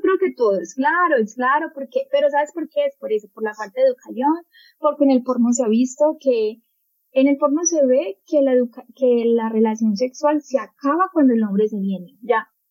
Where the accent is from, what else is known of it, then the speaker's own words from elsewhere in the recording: Colombia; aquí en mi país, Colombia